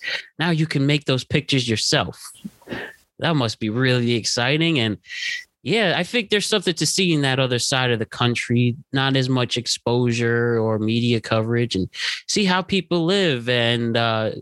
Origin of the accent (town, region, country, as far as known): Connecticut, United States